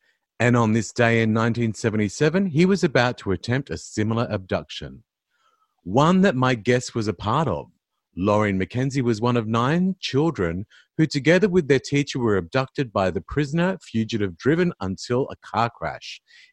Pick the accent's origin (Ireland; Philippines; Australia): Australia; Queensland; I grew up in Queensland and, I suppose you would call where we lived and everything sort of outer suburbia